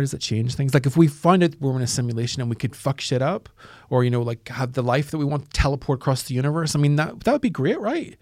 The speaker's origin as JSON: {"language": "English", "region": "Northern Ireland", "country": "United Kingdom", "tie": "born or raised there", "said": "I grew up in Northern Ireland"}